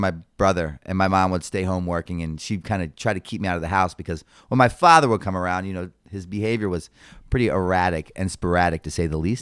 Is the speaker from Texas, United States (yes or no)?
no; Baltimore, Maryland, United States; born and raised in Baltimore City